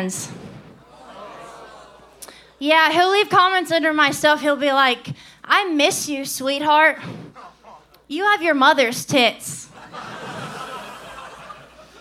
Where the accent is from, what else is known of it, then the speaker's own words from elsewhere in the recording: Louisiana, United States; now in Austin, United States; I'm originally from Louisiana